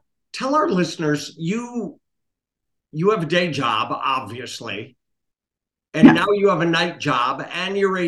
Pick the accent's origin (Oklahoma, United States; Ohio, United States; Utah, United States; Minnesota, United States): Minnesota, United States; Minneapolis; also born or lived in Palm Springs; When I was growing up in Minneapolis, my dad had a number of clothing stores in the Minneapolis-St. Paul area